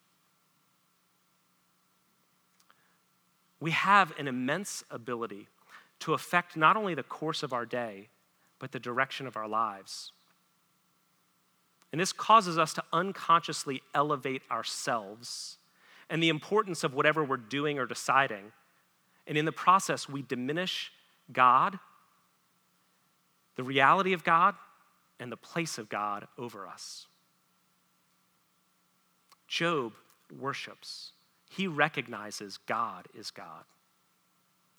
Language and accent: English; United States; I was born as an American